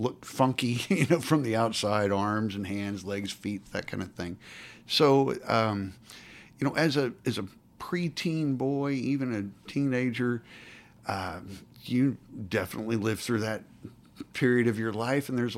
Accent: Stillwater, Oklahoma, United States; I grew up in Oklahoma, Stillwater, Oklahoma

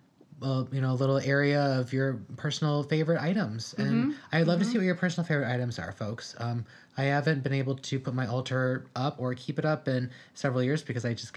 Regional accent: Midwest, United States; we're from the Midwest

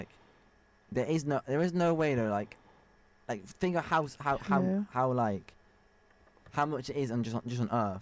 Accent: Coventry, West Midlands, United Kingdom; I'm from Coventry. I'm from Coventry, unfortunately

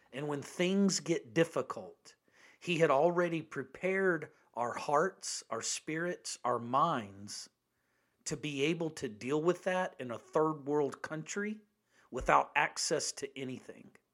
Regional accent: United States; as an American

